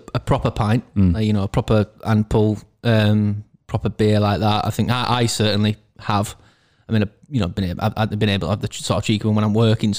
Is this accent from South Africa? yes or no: no; Castleford, Yorkshire and the Humber, United Kingdom; I grew up in Castleford sort of area.